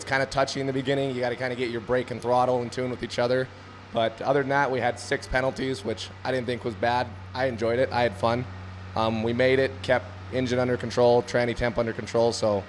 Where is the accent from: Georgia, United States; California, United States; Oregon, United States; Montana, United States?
Montana, United States; Conrad; I'm from Conrad, Montana.